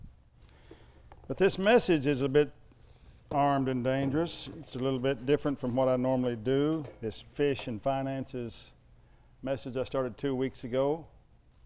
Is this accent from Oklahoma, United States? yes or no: yes; Oklahoma, United States; I'm from Oklahoma